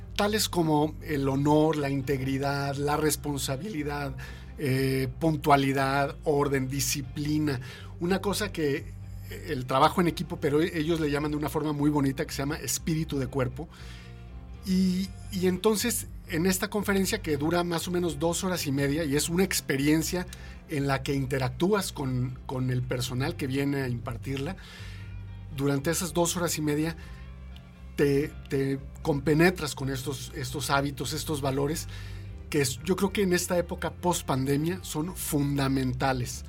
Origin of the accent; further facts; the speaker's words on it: Mexico; como mexicanos